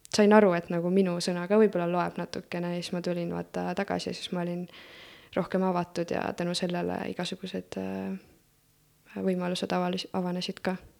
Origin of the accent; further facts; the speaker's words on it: Elva, Tartu County, Estonia; also born or lived in Florida, United States; ma olen sündinud äh, Tartus ja algselt elasin Elvas